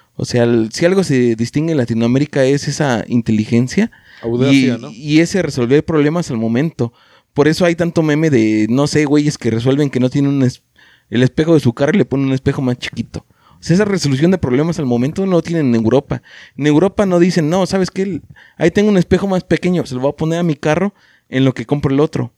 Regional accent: Mexico; la cultura que tenemos como mexicanos

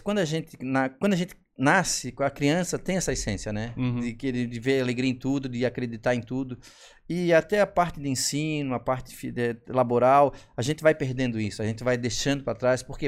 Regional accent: Florianópolis, Santa Catarina, Brazil; sou um manezinho aqui, morei muito tempo nos Estreitos

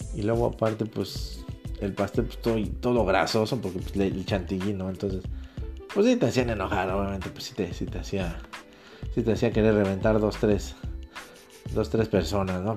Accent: Mexico; somos, mexicanos, somos hispanos

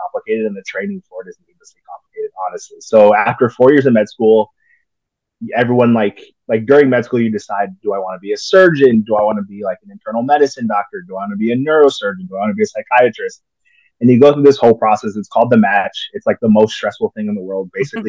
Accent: Texas, United States; born there; also born or lived in Illinois / Maryland / Indiana; Yeah. So born in Texas, and then we moved to Illinois for a little bit for my dad

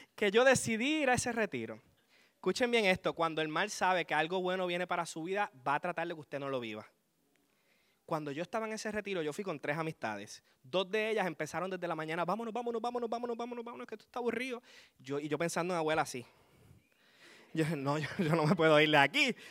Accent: Aguada, Puerto Rico; Vengo desde el hermoso pueblo de Aguada, donde le llaman el Vaticano de Puerto Rico

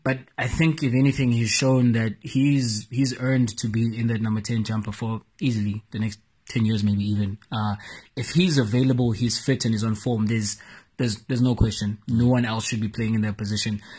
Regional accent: South Africa; as a South African nation

